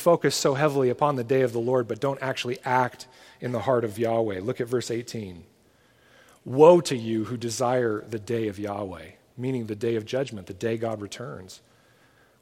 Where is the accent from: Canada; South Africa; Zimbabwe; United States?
United States; as an American parent